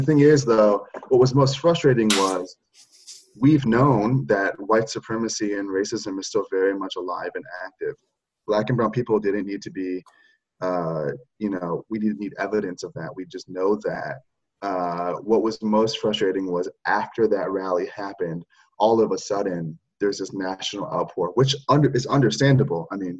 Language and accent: English; Oregon, United States; also born or lived in Michigan; church leaders that I have known growing up in Oregon, the West Coast, growing up in the North, in Michigan